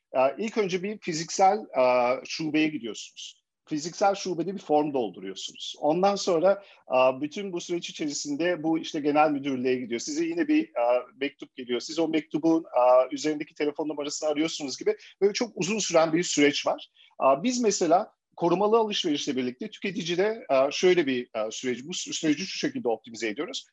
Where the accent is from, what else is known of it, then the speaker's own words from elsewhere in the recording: Germany; moved away as an adult; Ben e, Almanya'da doğdum, büyüdüm ve 35 yaşıma kadar da Almanya'da değişik kurumsal firmalarda çalıştım